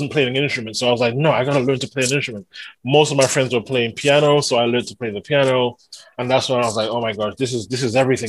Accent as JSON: {"language": "English", "region": "London", "country": "United Kingdom", "tie": "born or raised there", "also_born_or_lived": "Trinidad and Tobago", "said": "I was born in London, a place called Edmonton in North London. But my mom sent me to the Caribbean when I was about 2 or 3 years old"}